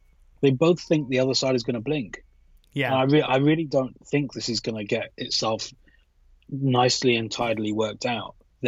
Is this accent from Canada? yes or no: no; United Kingdom; accent: British; with my British accent